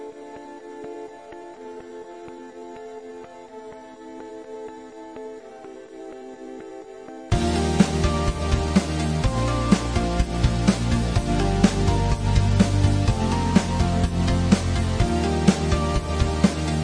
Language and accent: English; New Jersey, United States; also born or lived in West Virginia; I'm from New Jersey. I still live here